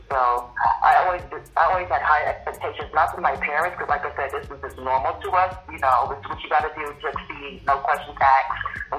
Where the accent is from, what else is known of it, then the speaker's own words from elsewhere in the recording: Virginia, United States; growing up in Virginia, which is central, but people in New York would say the South